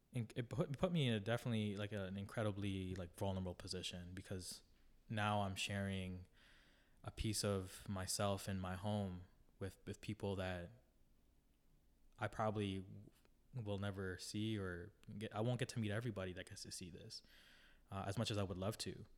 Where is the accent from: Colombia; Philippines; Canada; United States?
Canada; Toronto, Ontario; I grew up in the Jane and Lawrence area in the western, western, um, part of Toronto